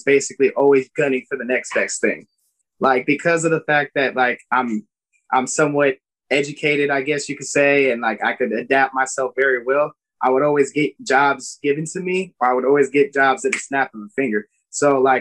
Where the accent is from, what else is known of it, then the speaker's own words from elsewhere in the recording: Vallejo, California, United States; we're from Vallejo